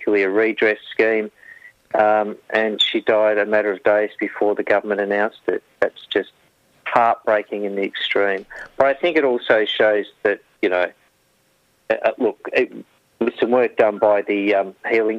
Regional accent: Yarrawonga, Victoria, Australia; also born or lived in Shepparton; I grew up in Yarrawonga, small country town

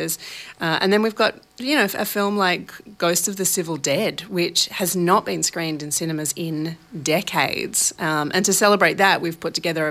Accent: Sydney, New South Wales, Australia; now in Melbourne, Australia; I'm originally from Sydney

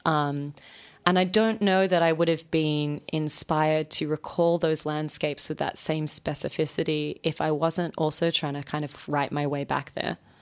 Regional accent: Sydney, New South Wales, Australia; moved away as an adult; also born or lived in Melbourne; now in New York, United States; I grew up in Sydney.

